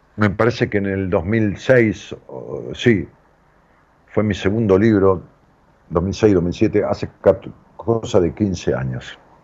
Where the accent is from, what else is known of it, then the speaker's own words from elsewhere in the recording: outskirts of Buenos Aires, Argentina; donde yo nací, que es una ciudad en las afueras de, la capital de Buenos Aires, este, también le digo mi pueblo